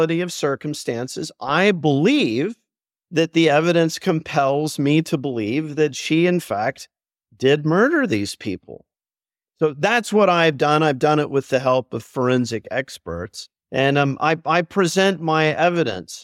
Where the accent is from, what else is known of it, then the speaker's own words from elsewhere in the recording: Dallas, Texas, United States; moved away as an adult; also born or lived in Vienna, Austria; when I was a boy growing up in Dallas, Texas in the early 80s